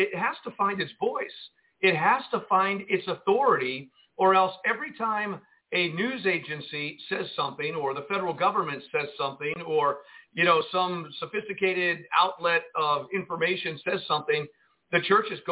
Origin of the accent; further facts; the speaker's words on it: Jersey City, New Jersey, United States; now in Arkansas, United States; I grew up in Jersey City, New Jersey, and I've seen a lot of snow in my lifetime